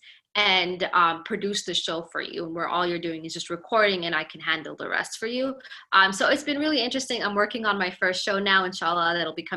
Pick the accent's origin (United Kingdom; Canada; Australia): Canada; also born or lived in Somalia; now in United States; I grew up in Canada, which is, I mean, to me growing up there, it wasn't bad.